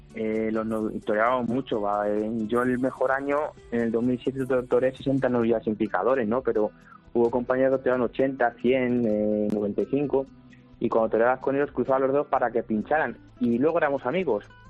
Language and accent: Spanish; El Tiemblo, Castile and León, Spain; el Tiemblo porque es mi pueblo